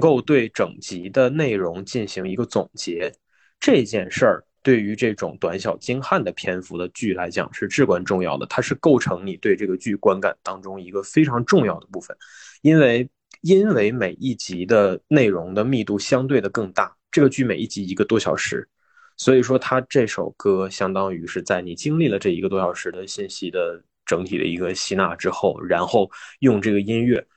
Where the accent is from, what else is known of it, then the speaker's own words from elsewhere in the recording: Northeast China, China; 我们东北人聚到一块儿录东西哈，就是必须得咳一下子